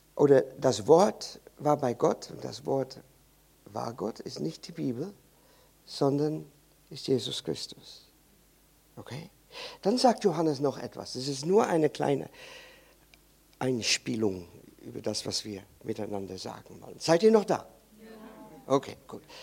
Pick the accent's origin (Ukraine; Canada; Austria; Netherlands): Netherlands; German is a second language; Ich bin Holländer und bei uns in Holland